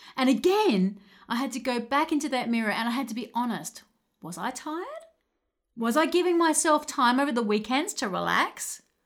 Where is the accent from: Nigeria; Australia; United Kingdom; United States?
Australia; Adelaide, South Australia; I come from Adelaide, Australia